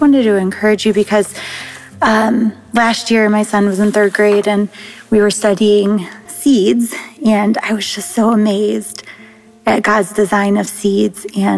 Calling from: Ohio, United States; I'm calling from Ohio.

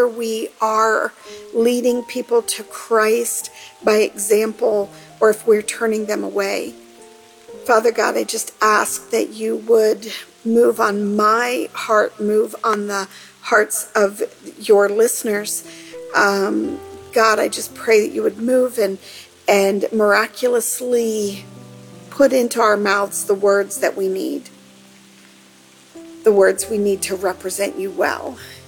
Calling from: Central Pennsylvania, United States; I'm calling from Central Pennsylvania

